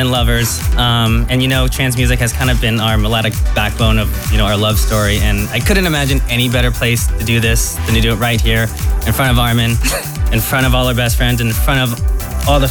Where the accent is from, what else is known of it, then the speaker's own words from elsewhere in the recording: San Francisco, California, United States; We're from San Francisco, California